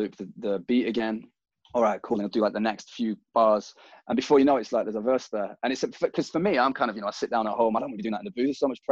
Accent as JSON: {"language": "English", "town": "Manchester", "region": "North West England", "country": "United Kingdom", "said": "as someone from Manchester"}